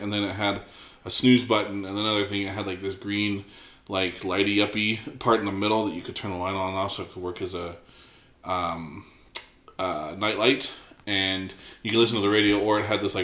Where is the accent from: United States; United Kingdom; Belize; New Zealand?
United States; Arizona; growing up in Arizona